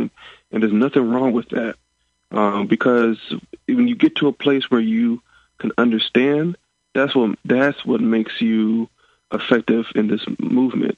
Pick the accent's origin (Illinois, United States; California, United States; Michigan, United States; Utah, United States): Illinois, United States; Rockford; I'm from the Rockford area up north